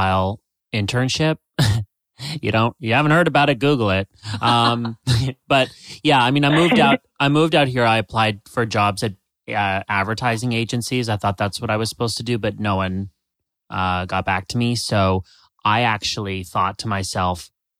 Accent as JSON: {"language": "English", "country": "Canada", "moved": "as an adult", "lives_now": "United States", "said": "I'm Canadian"}